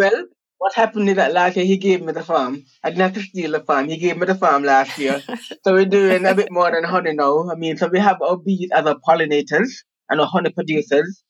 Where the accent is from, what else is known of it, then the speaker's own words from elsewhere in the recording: Jamaica; also born or lived in United States; I'm Jamaican, but I went to school in the States, to Rice University and then MIT, where I have degrees in civil and environmental engineering. Then I came back to Jamaica. I came back home